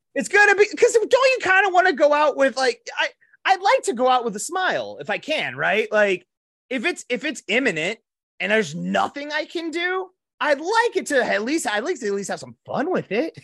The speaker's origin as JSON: {"language": "English", "town": "Box Elder", "region": "South Dakota", "country": "United States", "said": "we're from Box Elder"}